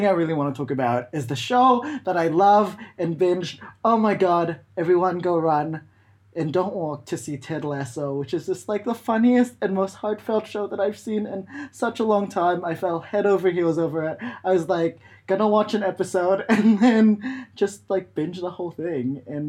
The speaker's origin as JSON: {"language": "English", "region": "Balearic Islands", "country": "Spain", "tie": "born there", "said": "Yeah, I was born in Mallorca"}